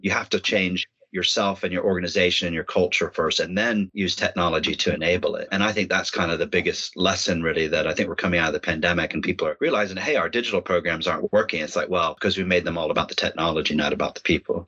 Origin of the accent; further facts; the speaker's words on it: Dayton, Ohio, United States; moved away as an adult; now in United Kingdom; I'm from Dayton, Ohio